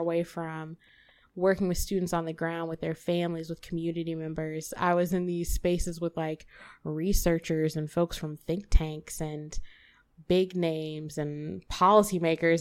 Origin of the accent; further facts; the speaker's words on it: Memphis, Tennessee, United States; now in St. Louis, United States; I am born and raised Memphis, Tennessee, nine oh one forever.